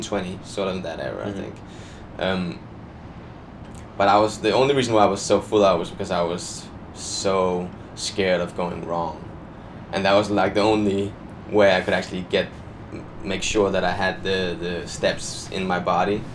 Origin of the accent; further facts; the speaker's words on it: Denmark; English is a second language; moved away as an adult; now in London, United Kingdom; I'm from Denmark